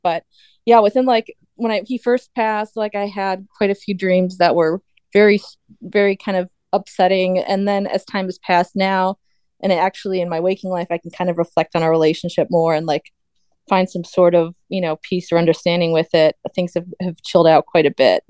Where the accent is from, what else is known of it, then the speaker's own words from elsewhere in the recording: United States; as an American